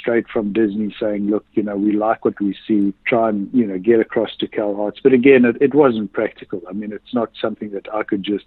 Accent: South Africa; I was born in South Africa in the late 1950s

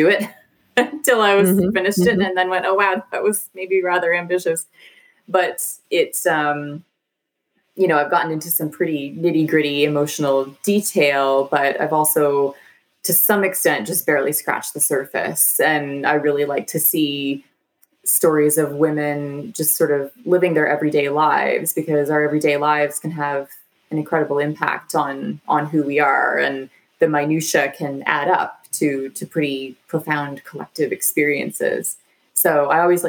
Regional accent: Canada

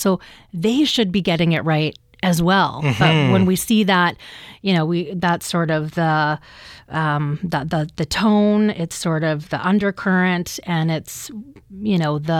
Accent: British Columbia, Canada; And I'm like, no, my First Nation is Gitnamax. And I'm from the Gitxsan Nation.

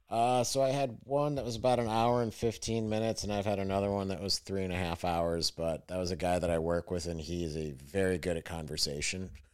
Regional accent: Fredonia, New York, United States; training camp was in my hometown. So their summer training camp was in my town, and like it was at the college in my town, SUNY Fredonia

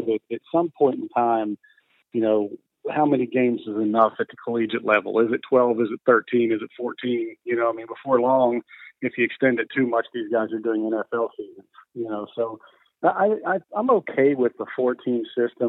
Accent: outside of Pittsburgh, Pennsylvania, United States; I grew up outside of Pittsburgh, not too far.

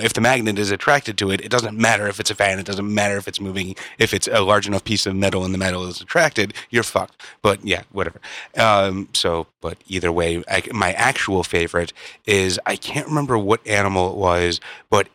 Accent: Chicago, Illinois, United States; I grew up in Chicago

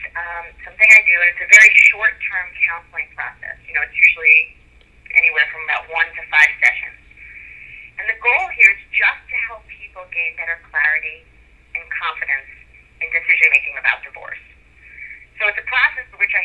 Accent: New York City, New York, United States; moved away as an adult; also born or lived in Long Island / Manhattan; now in Delray Beach, United States; I'm originally from New York City, where I was trained and then licensed as a psychologist

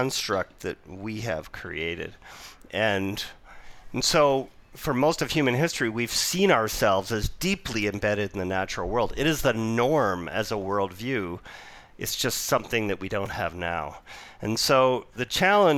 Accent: Vancouver, British Columbia, Canada; moved away; also born or lived in Toronto / Ontario / New York / Utah; I was born and raised in Vancouver, and I returned back here 9 months ago, but I've been away for almost 3 decades.

